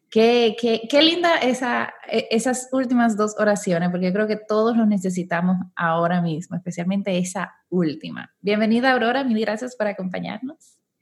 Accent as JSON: {"language": "Spanish", "country": "Dominican Republic", "moved": "yes", "lives_now": "Panama", "said": "yo soy dominicana, aunque vivo aquí en Panamá"}